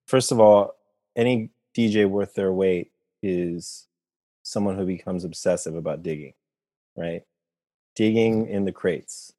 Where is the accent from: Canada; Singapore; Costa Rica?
Costa Rica; I'm from Costa Rica, you know, Central America.